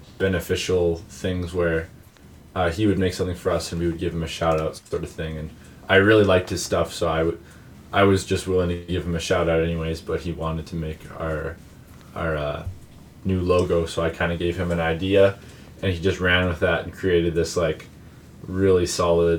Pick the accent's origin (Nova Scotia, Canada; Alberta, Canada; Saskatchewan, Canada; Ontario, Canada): Saskatchewan, Canada; we're two brothers from Saskatchewan in Canada